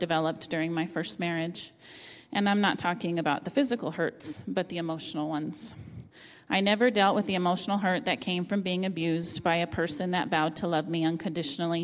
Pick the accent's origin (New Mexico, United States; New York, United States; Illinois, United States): New Mexico, United States; Las Cruces; also born or lived in Albuquerque, New Mexico; I returned to my hometown of Las Cruces, New Mexico